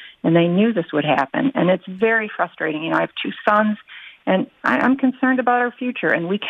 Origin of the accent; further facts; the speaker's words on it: Detroit, Michigan, United States; now in North Carolina, United States; I grew up in Detroit, Sean. I was born there